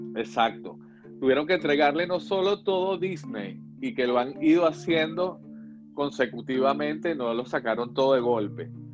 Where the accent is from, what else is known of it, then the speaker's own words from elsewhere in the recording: Venezuela; nosotros crecimos con una idea de que las telenovelas brasileras, siendo nosotros venezolanos